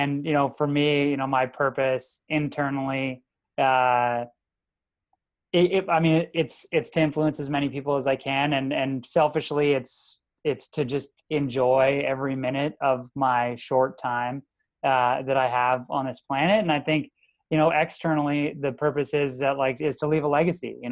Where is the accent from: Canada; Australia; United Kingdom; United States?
Canada; the Maritimes; being a Maritimer, I was born in the Maritimes, went to school in the Maritimes